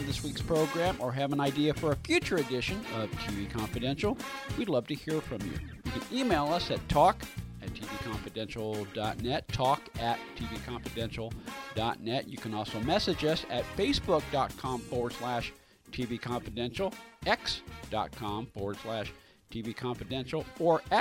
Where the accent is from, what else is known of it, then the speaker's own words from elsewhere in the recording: San Francisco, California, United States; growing up in San Francisco